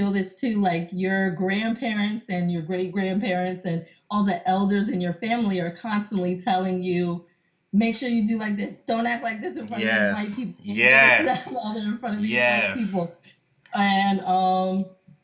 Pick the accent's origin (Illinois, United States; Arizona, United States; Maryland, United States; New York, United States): Maryland, United States; Montgomery County; I'm from Maryland. I grew up in Montgomery County, Maryland